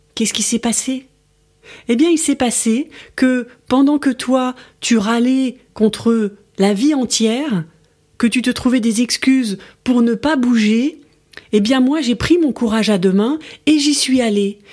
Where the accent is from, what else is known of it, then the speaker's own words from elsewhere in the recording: France; je suis française